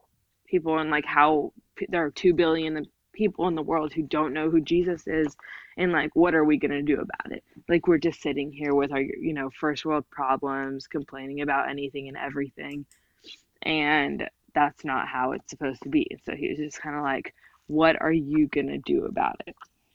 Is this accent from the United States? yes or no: yes; United States; I was raised entirely here